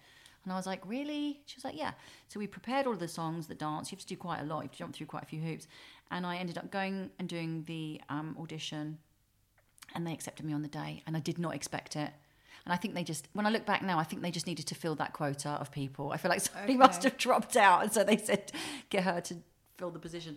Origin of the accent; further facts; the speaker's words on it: Welwyn Garden City, East of England, United Kingdom; also born or lived in Harlow / Camden, London; I was born in Harlow because my nan and granddad lived in Sawbridgeworth. And so we were living with them whilst I was in her tummy. And then straight after I was born, we were there for a couple of weeks or a month. And then we moved to Welwyn Garden City in Hertfordshire